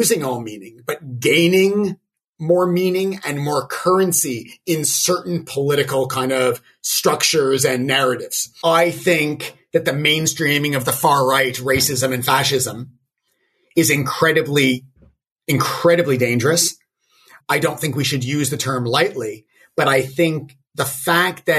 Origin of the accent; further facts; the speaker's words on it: Toronto, Ontario, Canada; growing up in Toronto in the '80s when there was a massive wave of skinheads